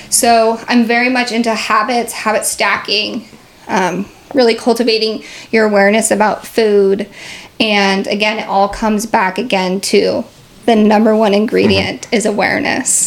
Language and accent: English; Seattle, Washington, United States; I'm from Seattle